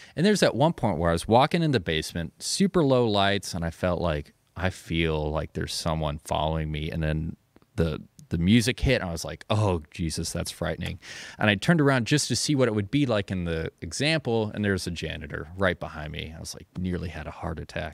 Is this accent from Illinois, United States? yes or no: yes; Carbondale, Illinois, United States; also born or lived in Anna, Illinois; I was born in Carbondale. I lived in Anna when I was super young, but just kinda moved right